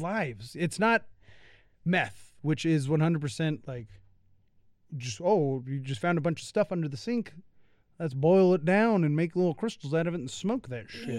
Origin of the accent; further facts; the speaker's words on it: United States; being an American